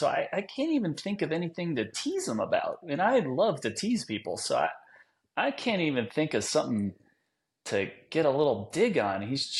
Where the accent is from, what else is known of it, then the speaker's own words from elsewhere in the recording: New Jersey, United States; Yeah, you know, I'm from Jersey, so I'm not surprised I run into a trunk one right off my bat in my career.